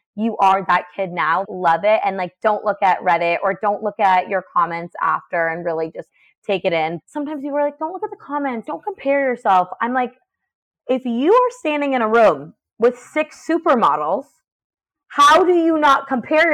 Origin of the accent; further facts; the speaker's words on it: New Hampshire, United States; I'm a girl from New Hampshire.